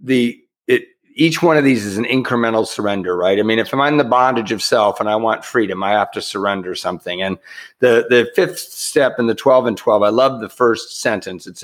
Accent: Southern California, United States; also born or lived in Santa Paula, California / Long Beach, California; I'm from Southern California originally. I normally live in Santa Paula now.

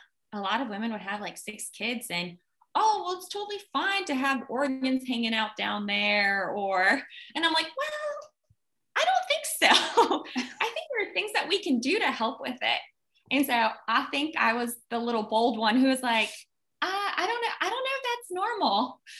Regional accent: Richmond, Virginia, United States; also born or lived in Russia; We came to America in 1989. And so we were sponsored over. And I grew up in Richmond, Virginia.

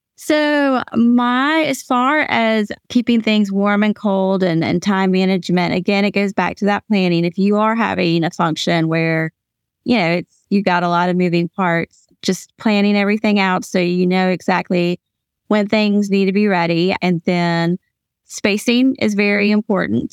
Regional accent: Atlanta, Georgia, United States; also born or lived in Louisville, Kentucky; now in Hickory, United States; I'm from Atlanta, Georgia. My family's from Louisville, Kentucky. I live in Hickory, North Carolina

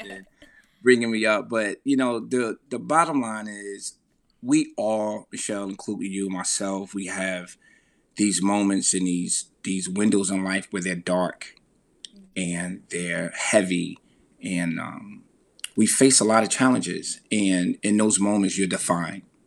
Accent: Veldsburg, New Jersey, United States; growing up in Veldsburg, New Jersey

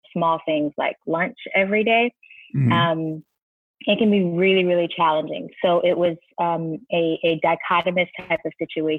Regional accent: Sarasota, Florida, United States; I grew up in Sarasota, Florida

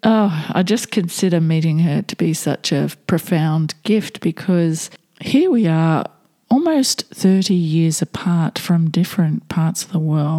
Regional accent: Australia; I'm Australian

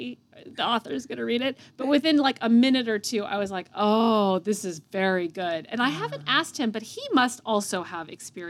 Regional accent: California, United States; moved away as an adult; also born or lived in New York; now in Massachusetts, United States; I was born in California. Both of my parents are native Californians, which is sort of a thing I've come to realize. But they actually whisked me almost right away to Massachusetts, where I currently live. So I spent the first 8 years of my life in Massachusetts.

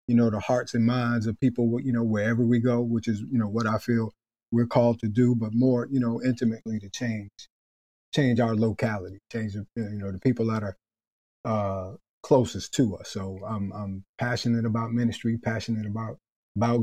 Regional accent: New York City, New York, United States; moved away as an adult; now in Charlotte, United States; I'm originally from Brooklyn, New York also. Lived in East New York, Brownsville

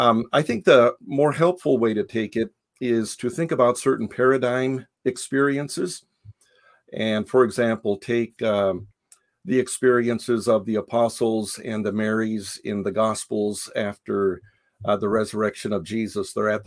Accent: Japan; moved away as an adult; It might be a little helpful in understanding the book to know that I was born in Japan. I grew up in Japan. My parents were missionaries there. So until age 18, I had that cross-cultural experience.

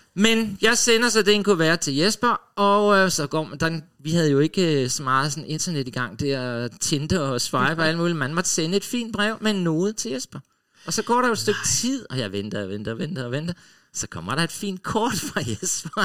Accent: Funen, Southern Denmark, Denmark; now in Copenhagen, Denmark; Jeg var fra Fyn

